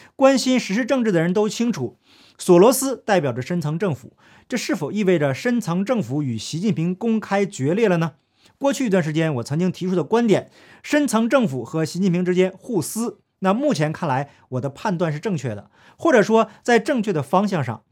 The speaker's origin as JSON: {"language": "Chinese", "region": "Northeast China", "country": "China", "accent": "Northeastern (Dongbei) dialect", "said": "用我们东北话来讲"}